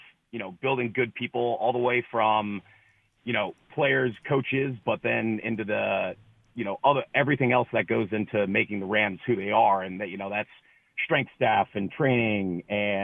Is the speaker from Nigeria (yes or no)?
no; Canada; moved away; also born or lived in Ohio; I'm a Canadian kid who played football in Ohio and then went to Brown